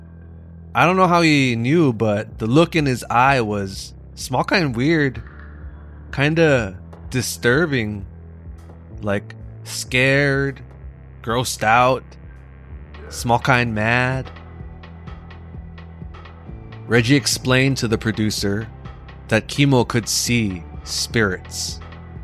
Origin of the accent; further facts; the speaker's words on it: Hawaii, United States; independent movie Beyond Paradise, which takes place in my hometown